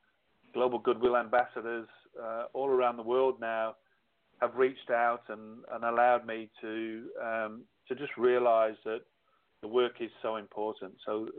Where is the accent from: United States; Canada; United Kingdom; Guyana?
United Kingdom; England; moved away as an adult; now in Australia; I left the UK when I was 30, so that's why I call myself Aussish. I'm too English to be Australian, but I'm still too Australian.